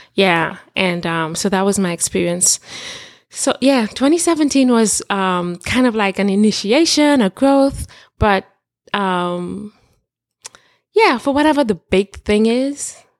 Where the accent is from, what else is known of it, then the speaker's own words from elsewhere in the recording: Trinidad & Tobago; growing up in Trinidad, I'm from Trinidad and Tobago